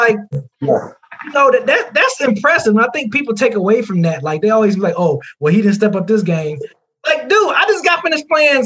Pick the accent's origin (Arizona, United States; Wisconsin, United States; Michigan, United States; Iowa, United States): Michigan, United States; Detroit; I'm from Detroit